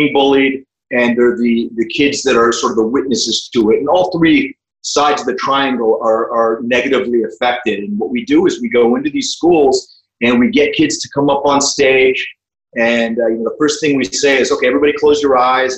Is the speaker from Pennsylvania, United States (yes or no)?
yes; New Castle, Pennsylvania, United States; I grew up in Western Pennsylvania in a small town called Newcastle